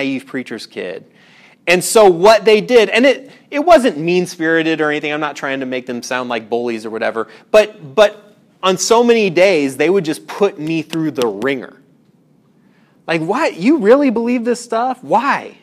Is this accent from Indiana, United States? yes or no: yes; Indiana, United States; I grew up in Indiana, a lot of industry where I grew up.